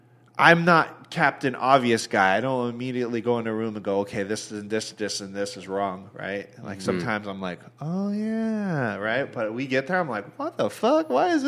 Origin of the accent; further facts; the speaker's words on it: Northern California, United States; I grew up in NorCal, so I spent a lot of time in the mountains, like snowboarding.